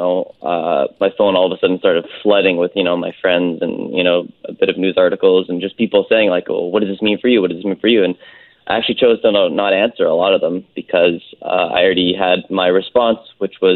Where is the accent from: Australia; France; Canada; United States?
Canada; North Vancouver, British Columbia; I grew up on the North Shore in Lynn Valley.